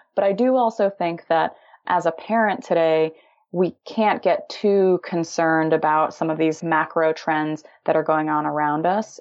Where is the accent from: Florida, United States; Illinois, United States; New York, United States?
Illinois, United States; moved away as an adult; now in California, United States; I'm originally from Illinois, always had this dream of starting my own tech company, moved out to California to pursue